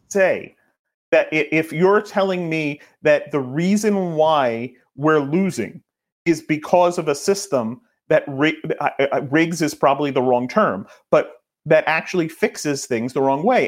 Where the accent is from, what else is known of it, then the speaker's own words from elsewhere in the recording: New York, United States; I'm a New Yorker